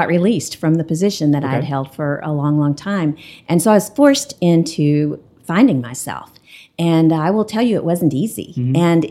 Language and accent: English; Lubbock, Texas, United States; moved away as an adult; now in Amarillo, United States; we both grew up in Lubbock.